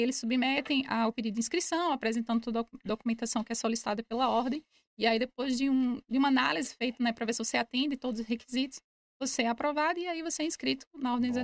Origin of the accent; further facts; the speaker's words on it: Recife, Pernambuco, Brazil; moved away as an adult; also born or lived in Braga, Portugal; now in Portugal; Sou nordestina, de Recife, Pernambuco